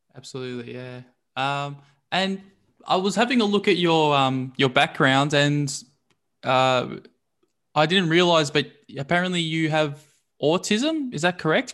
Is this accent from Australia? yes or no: yes; Melbourne, Victoria, Australia; I'm actually from Brunswick